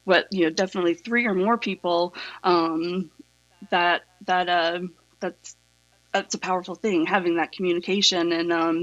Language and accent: English; East Tennessee, United States; moved away as an adult; also born or lived in Boston; I grew up in the South in Tennessee.